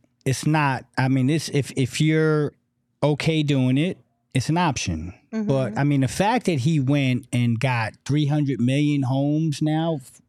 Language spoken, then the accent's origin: English; New York, United States; I'm coming from New York. I grew up watching Knicks games.